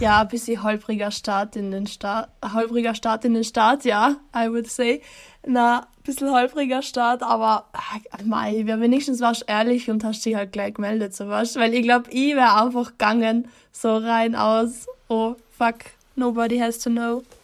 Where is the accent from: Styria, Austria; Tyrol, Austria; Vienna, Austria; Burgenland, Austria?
Tyrol, Austria; East; ich komme aus Osttirol